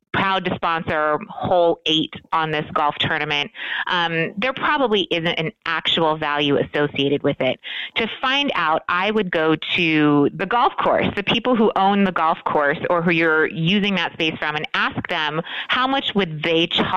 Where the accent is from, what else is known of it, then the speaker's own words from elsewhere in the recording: Hawaii, United States; moved away as an adult; now in Las Vegas, United States; I'm originally from Hawaii, and so I moved here in 2001, the Ninth Island, as we call it